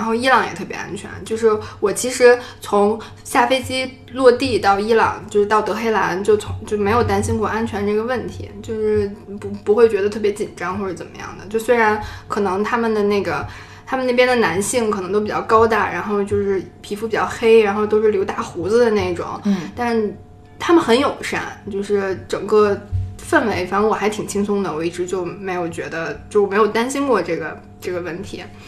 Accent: China; 我是从中国来的

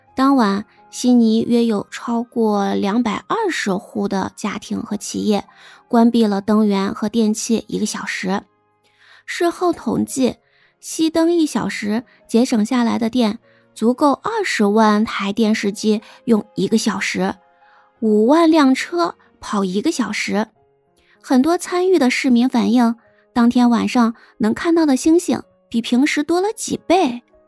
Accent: China; 对于我们这些生在新中国、长在红旗下的新时代、四好青年来说

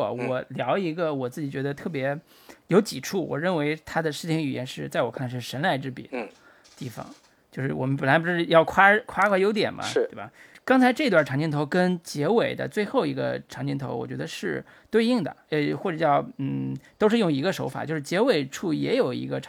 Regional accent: China; 但是中国人看，就我自我自己作为中国人，我是觉得这个太语言这个叙事方式太糟糕了。

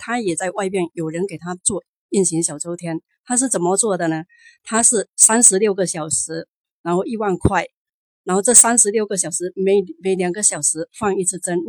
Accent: Zhangzhou, Fujian, China; 我来自福建漳州。啊，

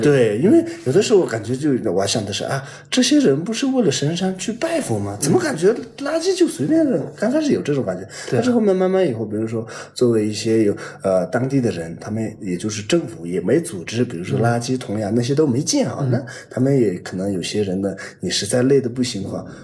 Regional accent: Tibetan areas, China; 我们藏区

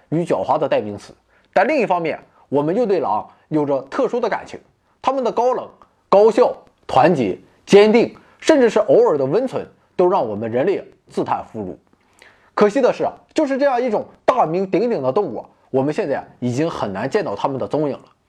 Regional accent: China; 我们中国人

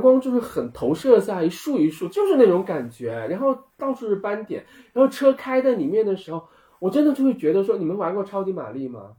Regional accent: Guangxi, China; moved away as an adult; now in Beijing, China; 我从小在广西长大，我们家背后就是稻田

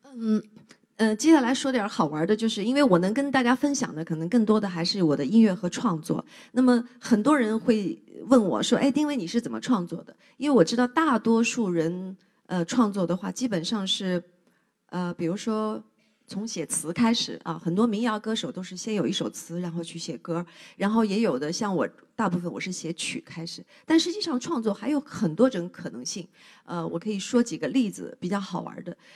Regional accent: southern China, China; moved away as an adult; also born or lived in Beijing; 作为一个南方人，第一次在北京过冬天

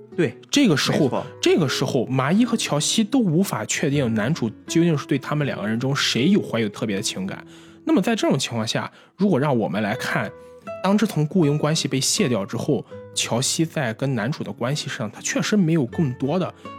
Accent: Qingdao, Shandong, China; 我作为一个青岛人来说，我个人更喜欢的还是这样的海

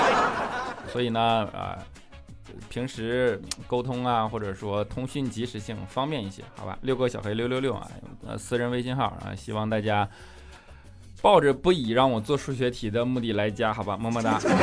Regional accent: Northeast China, China; moved away; 我是东北人

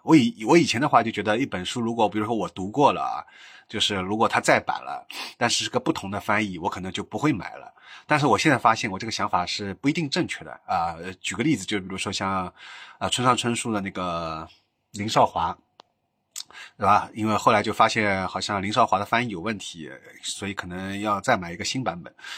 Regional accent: Shanghai, China; 因为我本身是上海人嘛

